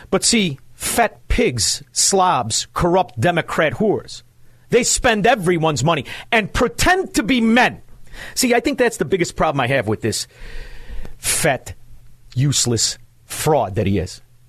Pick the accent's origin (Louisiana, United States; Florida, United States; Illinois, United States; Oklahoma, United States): Illinois, United States; Chicago; You see, I speak swindler scum. I'm from Chicago. I know how to speak it.